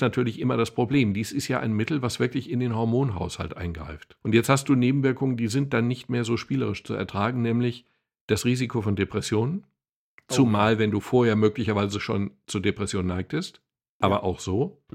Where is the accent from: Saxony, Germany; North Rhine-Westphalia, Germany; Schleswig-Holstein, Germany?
North Rhine-Westphalia, Germany; Dortmund; Ich möchte übrigens als sportbegeisterter Dortmunder